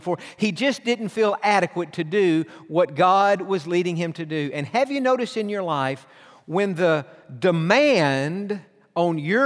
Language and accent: English; Atlanta, Georgia, United States; We're from Atlanta.